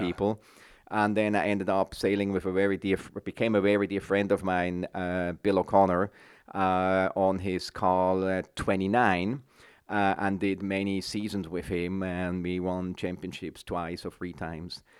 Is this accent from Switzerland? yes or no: yes; Switzerland; moved away as an adult; now in San Francisco Bay Area, United States; I'm Swiss